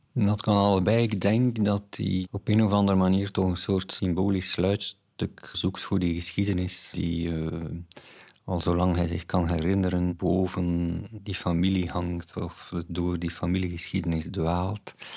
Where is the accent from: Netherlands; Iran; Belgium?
Belgium; Flanders